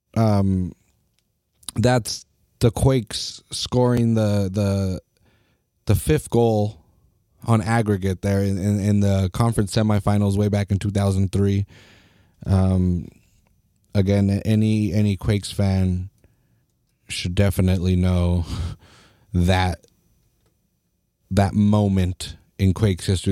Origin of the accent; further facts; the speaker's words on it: Salinas, California, United States; I'm from Salinas